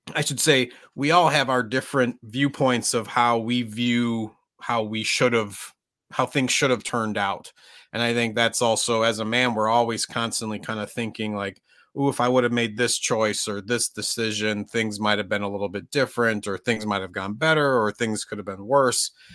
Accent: Minnesota, United States; I grew up in Minnesota, which was a very white area

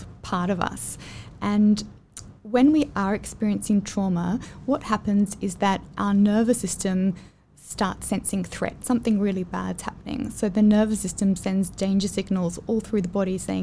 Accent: Australia; moved away as an adult; now in Singapore; I'm from Australia

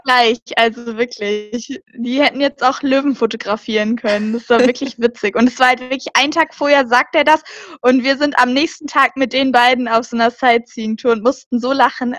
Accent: Germany; wir haben gesagt, somos alemanas, das heißt so, wir sind Deutsche

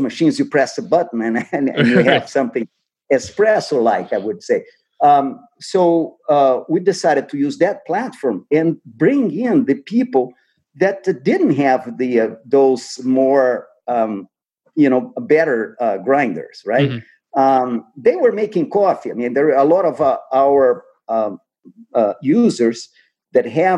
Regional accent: Brazil; moved away; I'm from Brazil, so I grew up with coffee.

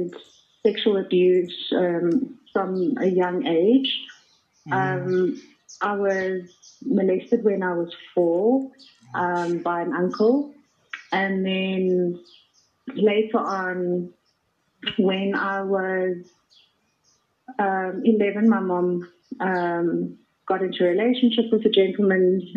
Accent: Centurion, Gauteng, South Africa; also born or lived in Thunderbale Park; now in Johannesburg, South Africa; I was born in Thunderbale Park, and I sort of moved from Thunderbale Park to Centurion, and I grew up there.

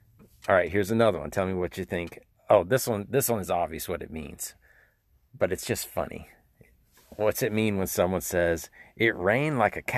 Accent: the South, United States; now in Tennessee, United States; So we're from the South, aren't we? Where do we live?

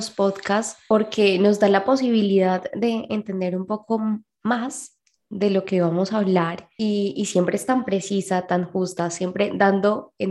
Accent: Mexico; de México.

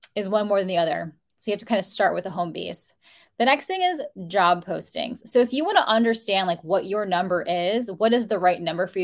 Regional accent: United States; first generation in my family to be born in the United States

